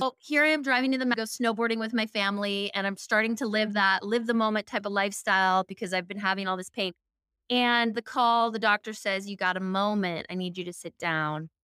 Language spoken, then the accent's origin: English; Seattle, Washington, United States; I grew up in Seattle, very holistic surroundings